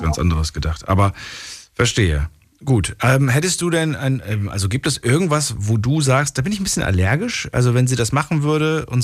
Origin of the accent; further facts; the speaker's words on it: Darmstadt, Hesse, Germany; Äh, ich bin aus Darmstadt, aus Hessen.